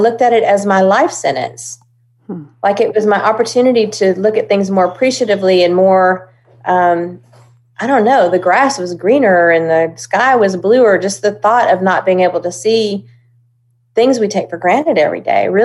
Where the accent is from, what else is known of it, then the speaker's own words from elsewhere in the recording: Hendersonville, Tennessee, United States; also born or lived in Oklahoma; I was born in Oklahoma. My dad was …'s road manager. And when … decided to bring all of his organization over to Nashville, I was one of that convoy. And we landed in Hendersonville. And I began singing around Hendersonville